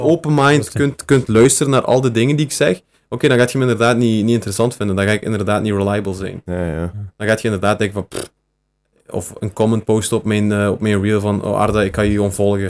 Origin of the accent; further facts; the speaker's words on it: Beringen, Flanders, Belgium; now in Bilzen, Belgium; ik woon nu in Bilzen. Maar ik ben afkomstig van Beringen.